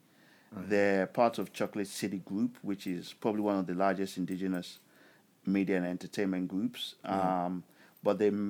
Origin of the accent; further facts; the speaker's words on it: Lagos, Nigeria; moved away as an adult; also born or lived in Hammersmith, London; most of my memories as a child was growing up in Nigeria